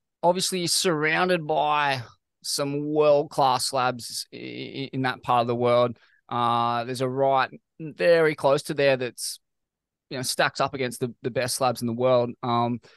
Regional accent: Sydney, New South Wales, Australia; growing up in Sydney

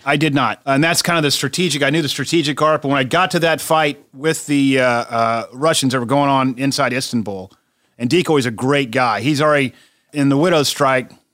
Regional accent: South Carolina, United States; my home state of South Carolina

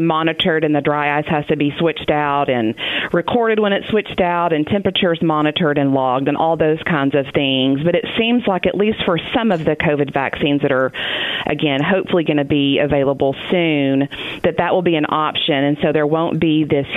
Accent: Texas, United States; moved away as an adult; now in Arkansas, United States; I grew up in Texas and planned on living my life out in Texas, and here I am in Arkansas teaching and working at Harding.

